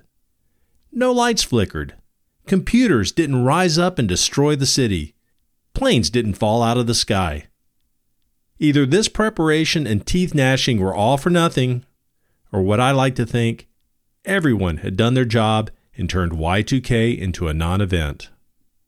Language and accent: English; Homewood, Alabama, United States; Growing up in Homewood